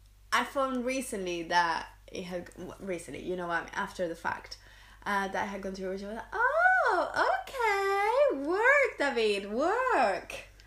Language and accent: English; Seville, Andalusia, Spain; born or raised there